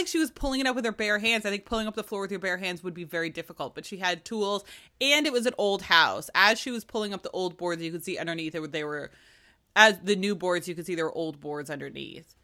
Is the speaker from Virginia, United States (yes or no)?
yes; Virginia, United States; I'm Irish and Virginian